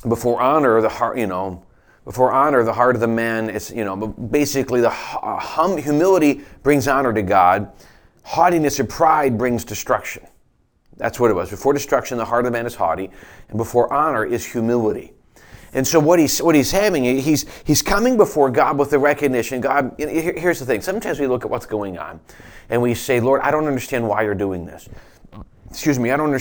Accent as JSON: {"language": "English", "country": "United States", "said": "as American Christians"}